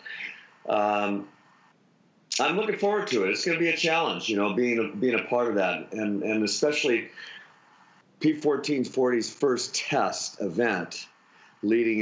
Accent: Honolulu, Hawaii, United States; I grew up in Ainahaina.

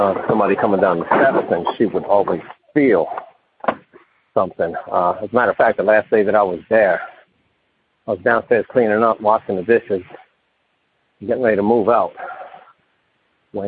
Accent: Philadelphia, Pennsylvania, United States; also born or lived in Camden, New Jersey; I'm from Philadelphia, Pennsylvania

